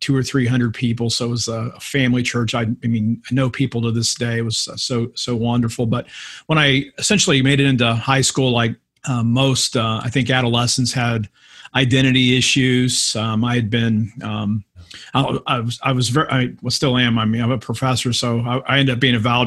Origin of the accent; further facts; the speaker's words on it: Akron, Ohio, United States; Home church is in Akron, Ohio, Hope United Methodist.